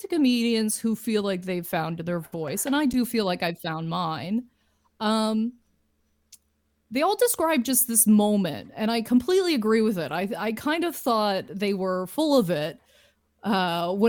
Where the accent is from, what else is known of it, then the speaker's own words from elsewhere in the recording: Lindsay, Ontario, Canada; moved away as an adult; now in Toronto, Canada; But my hometown is Lindsay